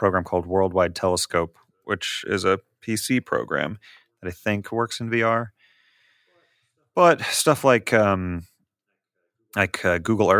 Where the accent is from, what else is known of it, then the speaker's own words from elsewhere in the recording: Kansas City, Missouri, United States; I hail from Kansas City, or at least the star system Kansas City, I guess, in our meta game here.